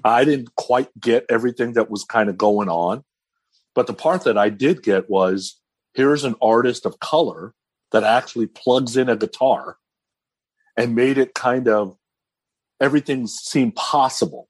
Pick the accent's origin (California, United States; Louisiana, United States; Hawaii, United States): California, United States; me growing up in California